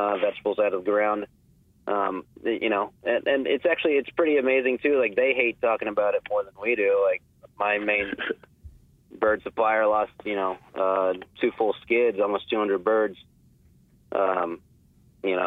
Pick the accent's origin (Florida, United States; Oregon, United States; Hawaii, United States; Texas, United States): Texas, United States; Houston; I've been born and raised in Houston